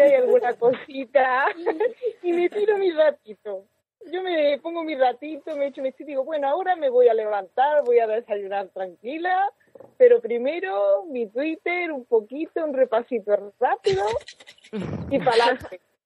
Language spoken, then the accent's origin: Spanish; Córdoba, Andalusia, Spain; soy de Córdoba